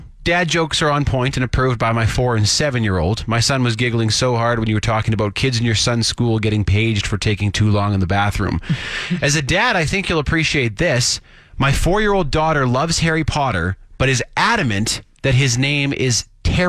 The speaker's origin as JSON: {"language": "English", "region": "Saskatchewan", "country": "Canada", "said": "I'm from Saskatchewan, and I got hired at a country station when I was like 23"}